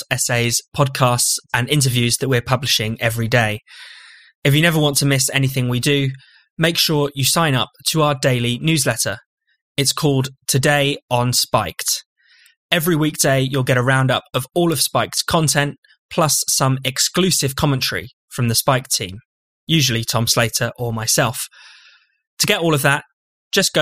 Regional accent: United Kingdom; as British people

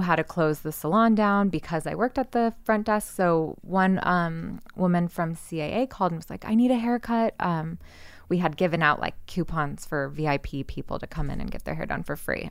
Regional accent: Santa Cruz, California, United States; moved away as an adult; also born or lived in Orange County, California; now in Los Angeles, United States; growing up in Santa Cruz

